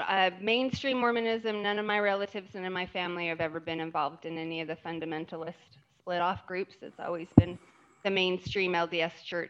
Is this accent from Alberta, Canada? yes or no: yes; Southern Alberta, Canada; I was born and raised in Southern Alberta, Canada, which I tell people it's more Utah than Utah.